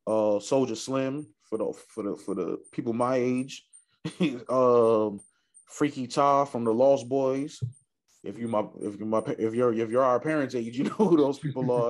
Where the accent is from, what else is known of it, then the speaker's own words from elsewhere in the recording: New York, United States; as a New Yorker